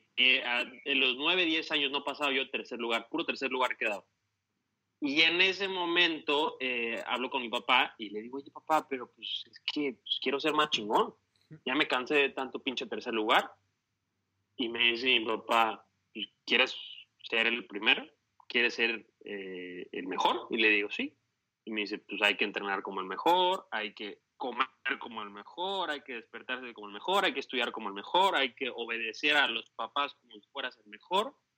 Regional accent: Veracruz, Mexico; also born or lived in Mexico City; yo nací en la Ciudad de México. Entonces, este, a los dos años y medio me fui a vivir a Veracruz

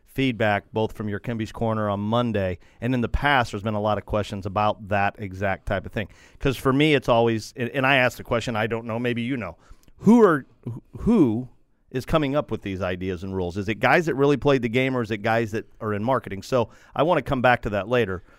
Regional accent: United States; I'm an American

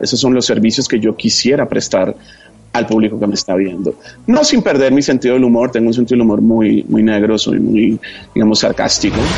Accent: Colombia

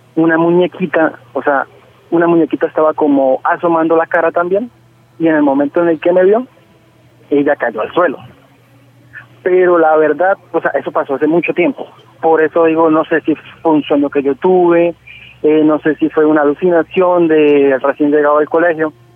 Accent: Cúcuta, Norte de Santander, Colombia; yo soy de Cúcuta, acá a las abuelas le decimos nona

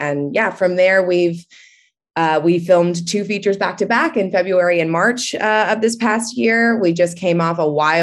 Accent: Atlanta, Georgia, United States; I'm from Atlanta, Georgia, and I went to a great public school down here

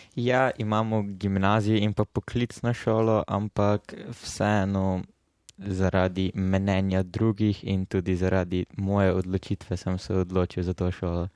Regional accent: Murska Sobota, Slovenia; prihajam iz Murske sobote

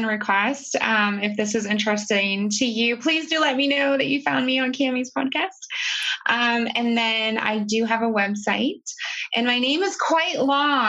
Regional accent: Southern Ohio, United States; I was born in Southern Ohio to a single mom

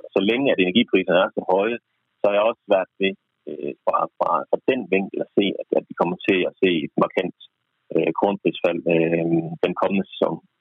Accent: Jutland, Denmark; jeg er jyde

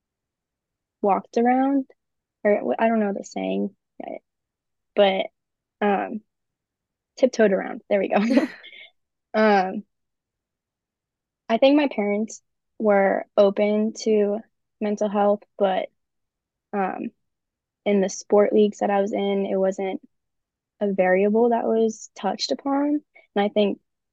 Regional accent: Naperville, Illinois, United States; also born or lived in Spartanburg, South Carolina; Well, I say Chicago, but I'm really from Naperville, Illinois. It's easier to say Chicago, but I grew up in Naperville.

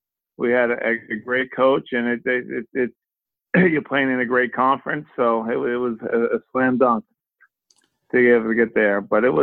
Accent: Boston, Massachusetts, United States; also born or lived in Duxbury, Massachusetts; my family growing up in the heart of the Celtics, you know, growing up in Boston and having my, I got a pretty big family

